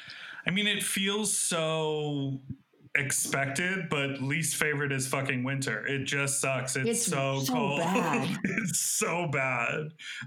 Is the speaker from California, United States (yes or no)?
no; Evanston, Illinois, United States; moved away; also born or lived in Chicago; But I loved living in Chicago, and I'm from Evanston. So like that whole vibe is very much what I'm used to.